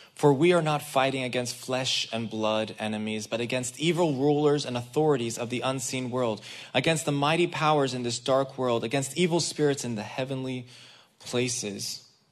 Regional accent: Israel; moved away; I grew up in the Israeli army. I was raised in the Israeli army.

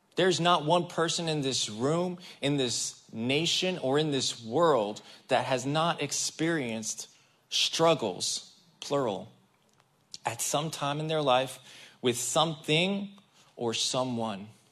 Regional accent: Israel; moved away; I grew up in the Israeli army. I was raised in the Israeli army.

